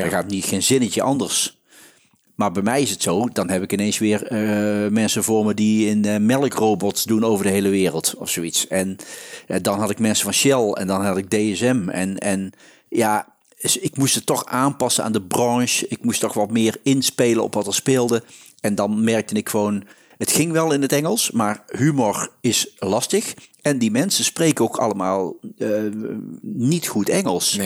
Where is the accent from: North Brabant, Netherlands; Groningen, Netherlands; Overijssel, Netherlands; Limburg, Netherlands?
North Brabant, Netherlands; accent: Brabantse tongval; als Brabants, met de Brabantse tongval